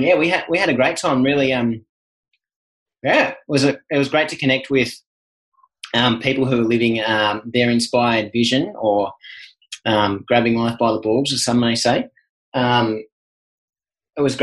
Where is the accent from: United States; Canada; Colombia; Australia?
Australia; being an Aussie male